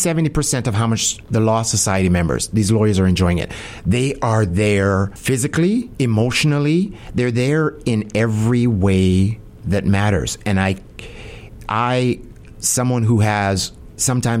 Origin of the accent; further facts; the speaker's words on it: Jamaica; now in Winnipeg, Canada; I'm Jamaican